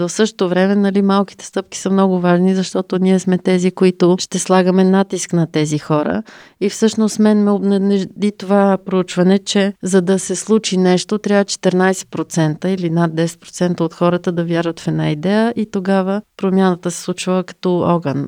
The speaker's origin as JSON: {"language": "Bulgarian", "country": "Bulgaria", "said": "Ние като българи"}